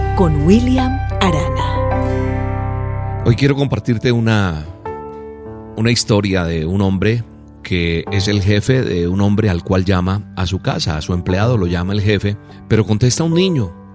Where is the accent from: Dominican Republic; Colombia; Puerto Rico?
Colombia; soy colombiano